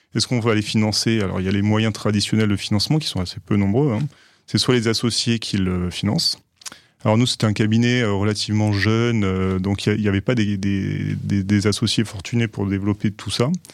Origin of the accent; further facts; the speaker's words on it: Aix-en-Provence, Provence-Alpes-Côte d'Azur, France; moved away as an adult; now in Paris, France; je viens d'Aix-en-Provence, où je suis né